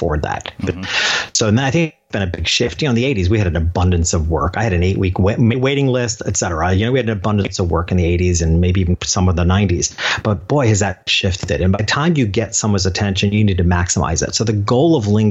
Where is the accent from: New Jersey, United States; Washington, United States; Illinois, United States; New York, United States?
New York, United States; in my hometown, this little country town 2 hours north of New York City